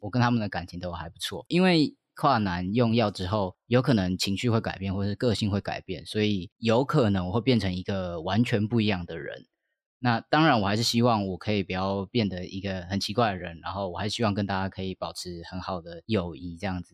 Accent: Taoyuan, Taiwan; 我是桃园人

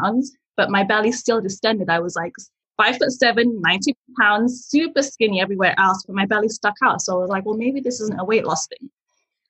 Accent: England, United Kingdom; English is a second language; moved away as an adult; also born or lived in Nigeria; now in Yellowknife, Canada; I was born in Nigeria. I lived there till I was 5. And then I moved to England where I grew up.

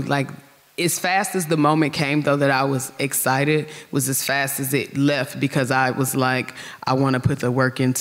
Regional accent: Gary, Indiana, United States; I'm from Gary

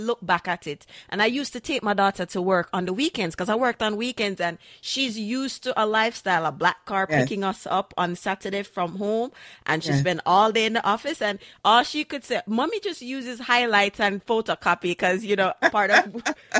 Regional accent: Jamaica; as Jamaican parents

